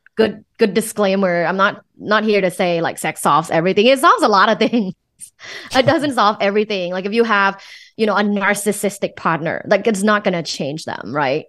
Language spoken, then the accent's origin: English; Thailand; English is a second language; moved away; Thai. So, I'm originally from Thailand. I moved here for school